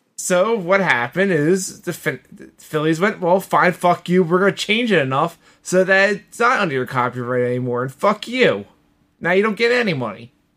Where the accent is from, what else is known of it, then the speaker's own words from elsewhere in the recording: Philadelphia, Pennsylvania, United States; I'm a Philadelphian